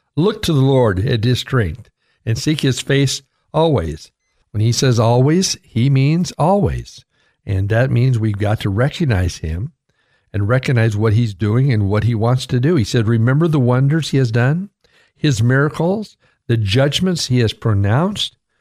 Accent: United States; I was born in America

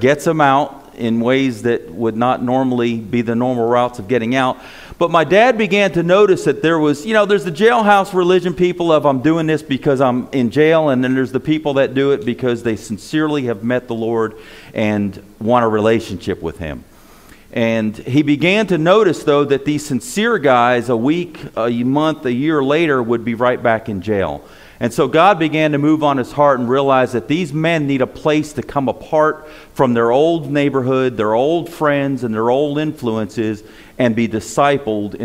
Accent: Paterson, New Jersey, United States; moved away; also born or lived in New York City / Florida; I was born in Paterson, New Jersey.

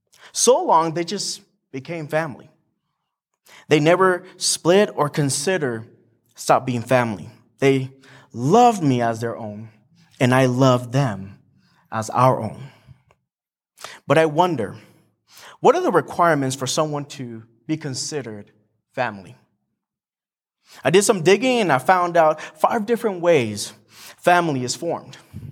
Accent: Morelia, Michoacán, Mexico; also born or lived in San Diego, United States; I was born in San Diego, raised in Mexico, specifically in Morelia, Michoacan, which is really down south in Mexico. And I have a lot of family there.

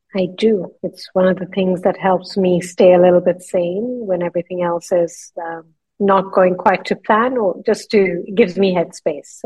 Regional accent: northern India, India; moved away as an adult; also born or lived in London, United Kingdom; now in Dubai, United Arab Emirates; I was born in London, and when I was four years old, my mother took me to India to see my grandmother. My mother had grown up in India, and we ended up staying there for 14 years.

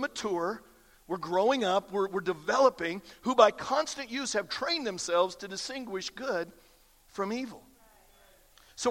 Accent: Iowa, United States; I grew up in Iowa, again, lots of cornfields

